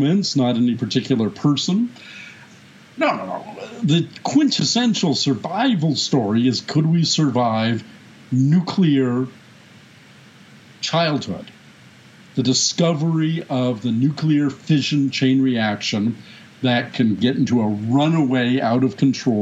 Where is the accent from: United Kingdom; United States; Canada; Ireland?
Canada; I'm a Canadian.